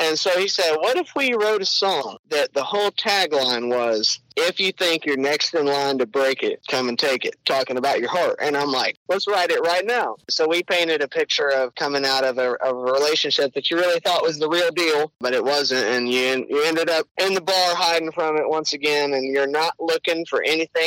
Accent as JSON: {"language": "English", "town": "Willis", "region": "Texas", "country": "United States", "tie": "born or raised there", "said": "I grew up in Willis on the north end of Lake Conroe, not too far from you"}